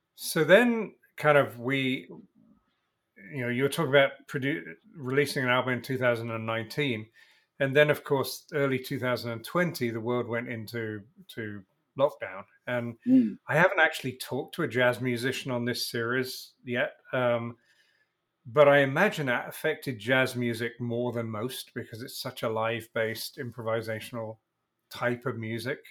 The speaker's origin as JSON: {"language": "English", "region": "England", "country": "United Kingdom", "tie": "born or raised there", "moved": "as an adult", "lives_now": "United States", "said": "I'm English and moved to America"}